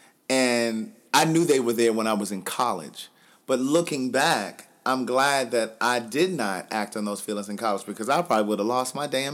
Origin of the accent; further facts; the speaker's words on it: Maryland, United States; moved away as an adult; also born or lived in Atlanta, Georgia / Los Angeles, California; I'm from Maryland, so I've partied in Maryland and D.C.